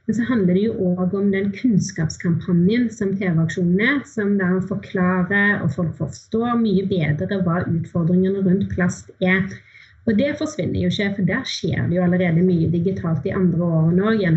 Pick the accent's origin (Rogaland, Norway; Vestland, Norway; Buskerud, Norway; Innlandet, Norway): Rogaland, Norway; Haugesund; Og jeg er fra Haugesund og bor ganske nærme kysten der.